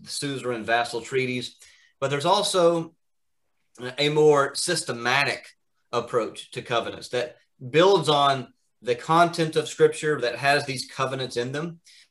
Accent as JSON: {"language": "English", "region": "Alabama", "country": "United States", "tie": "born or raised there", "also_born_or_lived": "Kentucky / Orlando, Florida / Edinburgh, Scotland", "moved": "as an adult", "lives_now": "Pennsylvania, United States", "said": "So I grew up in Alabama and was born in Kentucky, but grew up in Alabama"}